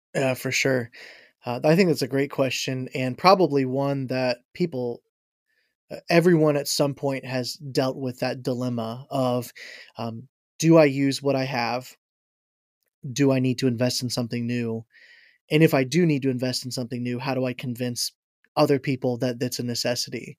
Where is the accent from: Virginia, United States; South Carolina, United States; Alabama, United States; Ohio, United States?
Ohio, United States; Ashville; also born or lived in Florida / Michigan; now in Logan, United States; I'm from Asheville, Ohio is where I had grown up, uh, for the most part. I grew up in Florida a little bit and then in, uh, Asheville, Ohio